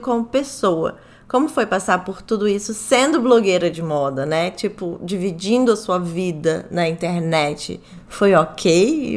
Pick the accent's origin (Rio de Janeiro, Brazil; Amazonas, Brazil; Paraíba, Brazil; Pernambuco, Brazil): Rio de Janeiro, Brazil; also born or lived in São Paulo; now in New York, United States; eu também sou carioca